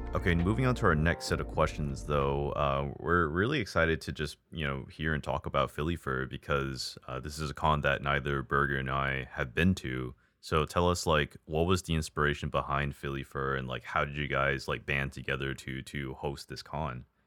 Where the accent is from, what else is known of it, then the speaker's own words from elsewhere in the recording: Hawaii, United States; moved away; also born or lived in Texas; I was born and raised in Hawaii.